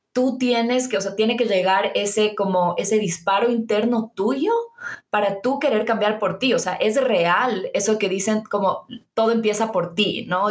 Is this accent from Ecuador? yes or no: yes; Quito, Pichincha, Ecuador; nosotras somos de Quito, obviamente, y, hemos crecido aquí